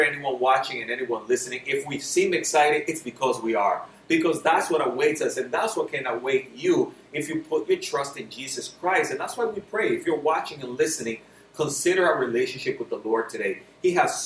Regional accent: New York City, New York, United States; also born or lived in Dominican Republic; now in Florida, United States; I grew up in New York City

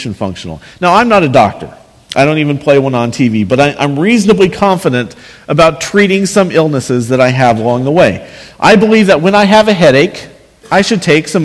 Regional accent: Northwest Kansas, United States; where I grew up in Northwest Kansas, small towns that had football teams

